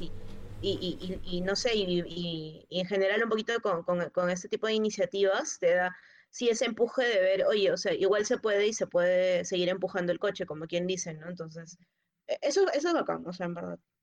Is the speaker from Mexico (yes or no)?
no; Lima, Peru; para los que somos de Lima a 100 metros sobre el nivel del mar